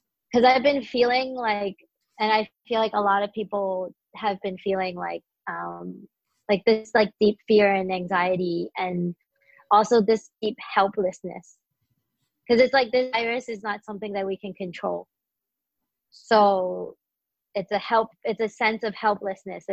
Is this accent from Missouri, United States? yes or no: yes; St. Louis, Missouri, United States; I grew up in St. Louis and I went to high school there